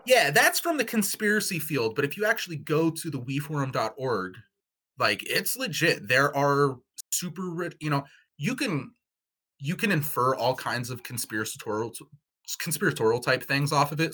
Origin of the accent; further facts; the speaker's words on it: Pacific Northwest, United States; we're all from the Pacific Northwest